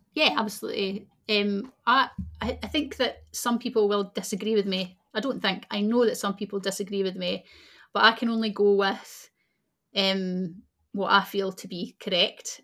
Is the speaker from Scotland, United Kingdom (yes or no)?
yes; Scotland, United Kingdom; people who are born in Scotland, like myself